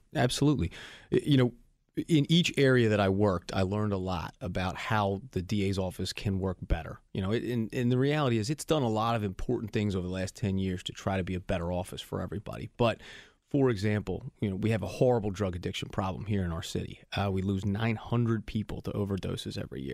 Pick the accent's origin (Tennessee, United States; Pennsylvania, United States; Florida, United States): Pennsylvania, United States; Philadelphia; I was born and raised here in Philadelphia